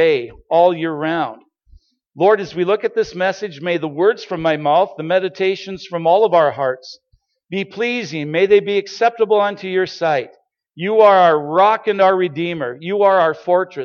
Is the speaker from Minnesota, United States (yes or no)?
yes; Starbuck, Minnesota, United States; we are originally from Starbuck, Minnesota